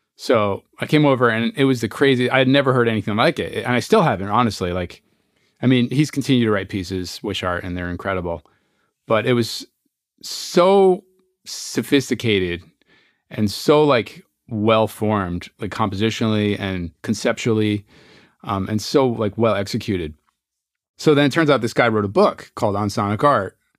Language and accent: English; Newburgh, New York, United States; moved away as an adult; also born or lived in Berkeley, California; I was born in Newburgh, New York, and I grew up there, and I you know, lived in one house